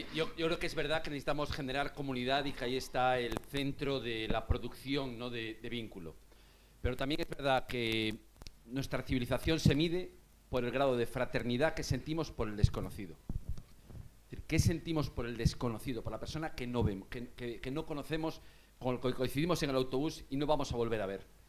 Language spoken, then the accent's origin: Spanish; Vigo, Galicia, Spain; now in Madrid, Spain; yo soy de Vigo